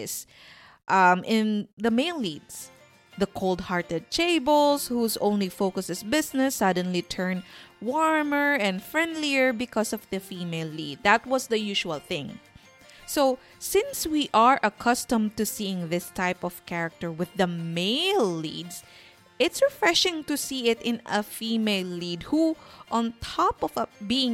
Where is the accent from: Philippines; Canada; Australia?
Philippines; Sorsogon, Bicol Region; moved away; I grew up in a small town south of Sorsogon, and the beach is a 5-minute walk from our house